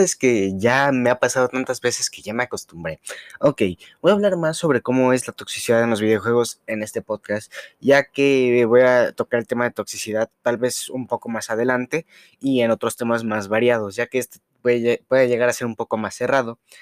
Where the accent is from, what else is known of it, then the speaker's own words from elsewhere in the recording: Mexico; uno como mexicano